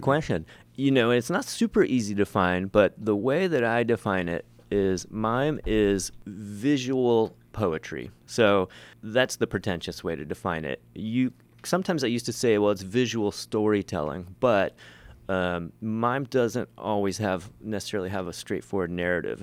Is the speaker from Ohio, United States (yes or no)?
yes; Ohio, United States; moved away; I, I'm from Ohio originally